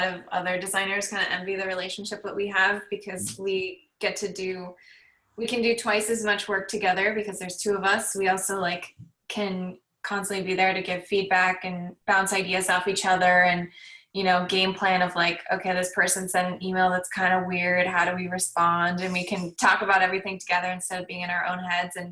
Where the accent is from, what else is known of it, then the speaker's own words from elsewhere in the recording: Southern California, United States; I grew up in California, in Southern California